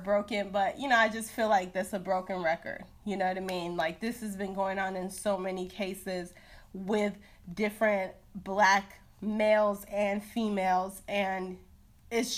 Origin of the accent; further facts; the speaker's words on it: Chicago, Illinois, United States; I'm from Chicago